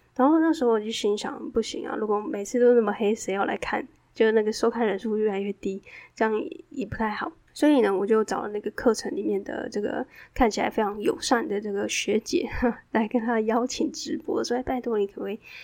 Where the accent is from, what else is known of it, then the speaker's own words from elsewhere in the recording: southern Taiwan, Taiwan; moved away; also born or lived in Taipei; 因为我是南部人嘛，在台湾的南部